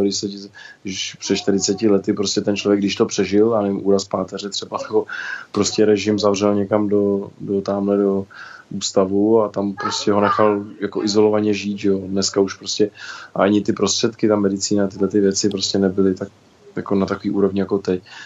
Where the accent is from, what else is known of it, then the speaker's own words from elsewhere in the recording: České Budějovice, South Bohemian Region, Czechia; jsem vozíčkář z Budějovic.